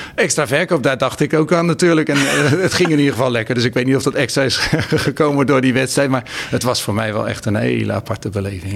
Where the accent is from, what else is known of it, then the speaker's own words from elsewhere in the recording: Rotterdam, South Holland, Netherlands; als Rotterdammer